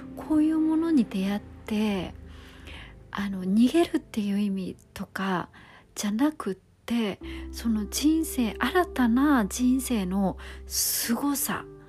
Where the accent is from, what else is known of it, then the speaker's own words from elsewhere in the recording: Kisarazu, Chiba, Japan; 木更津市の清見台幼稚園っていうところに通ってた